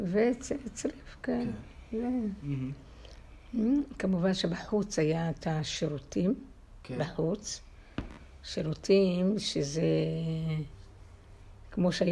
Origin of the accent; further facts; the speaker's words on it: Kfar Nahman, Central District, Israel; אה, רעננה, רעננה, הרצליה, כפר סבא, אזור המרכז.